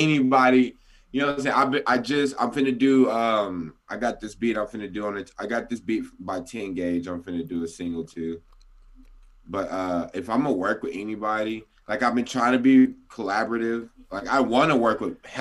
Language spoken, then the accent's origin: English; the South, United States; I'm from the South